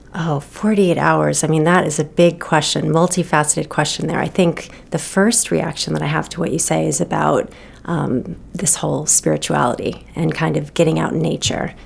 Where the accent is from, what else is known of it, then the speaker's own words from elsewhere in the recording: Los Angeles, California, United States; moved away as an adult; also born or lived in Seattle; now in Maine, United States; I grew up on the West Coast um, my whole life in California